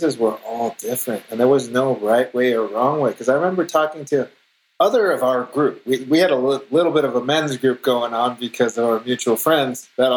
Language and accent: English; Los Angeles, California, United States; I'm born and raised in Los Angeles